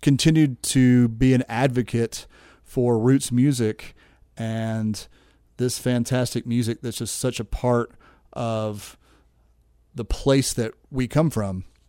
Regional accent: Nashville, Tennessee, United States; moved away as an adult; also born or lived in Goodlettsville, Tennessee; now in Asheville, United States; I grew up in Nashville, Tennessee, where you had to play music out of self-defense

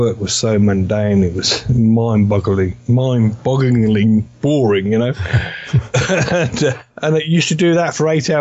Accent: Northampton, East Midlands, United Kingdom; now in United States; England originally, but I used to live in a town called Northampton, about 55 miles south of London

